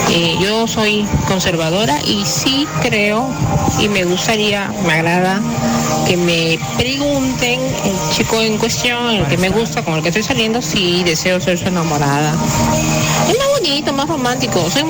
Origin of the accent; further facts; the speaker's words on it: Chiclayo, Lambayeque, Peru; Hola chicos, soy de Chiclayo